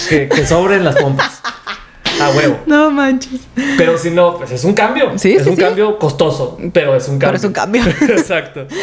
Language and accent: Spanish; Mexico; nosotros que somos latinos, que somos mexicanos